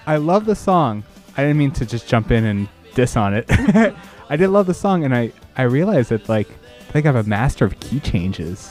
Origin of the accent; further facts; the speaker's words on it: Framingham, Massachusetts, United States; I grew up in Framingham, Mass